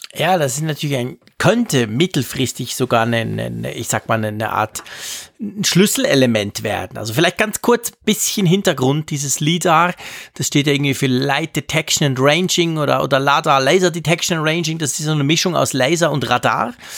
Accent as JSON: {"language": "German", "country": "Switzerland", "said": "bei uns in der Schweiz"}